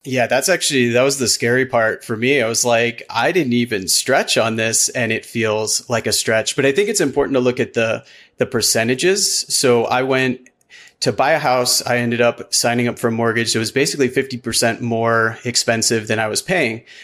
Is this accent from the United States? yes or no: yes; Midwest, United States; now in Golden, Colorado, United States; I grew up in the Midwest, middle class